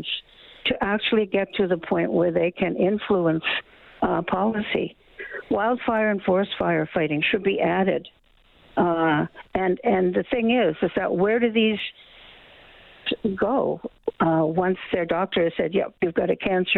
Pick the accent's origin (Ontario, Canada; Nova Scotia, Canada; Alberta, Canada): Nova Scotia, Canada; the hometown I grew up in Nova Scotia